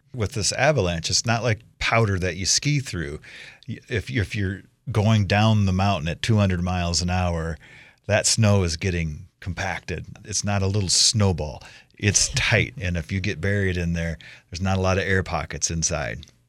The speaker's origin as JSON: {"language": "English", "region": "Iowa", "country": "United States", "tie": "born or raised there", "moved": "yes", "lives_now": "Idaho, United States", "said": "as a kid, I grew up in Iowa."}